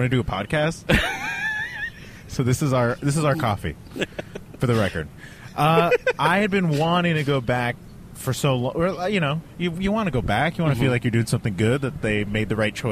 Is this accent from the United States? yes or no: yes; Brownsville, Texas, United States; moved away as an adult; also born or lived in Austin, Texas; now in New York City, United States; he blew up a rocket over my town